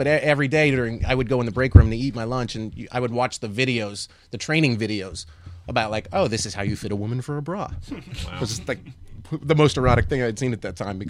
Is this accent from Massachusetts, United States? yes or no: yes; Lowell, Massachusetts, United States; I'm from Massachusetts.